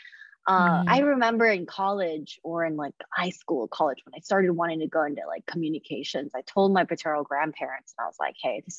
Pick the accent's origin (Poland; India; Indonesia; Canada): Indonesia; now in United States; when I grew up in Indonesia, it was very different.